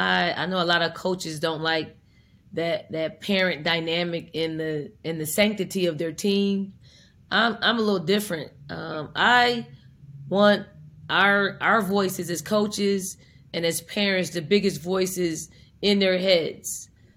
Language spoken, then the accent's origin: English; Philadelphia, Pennsylvania, United States; And I'm from North Philly, so I try to say I need to take you to North Philly, drop you off, pick you up in a week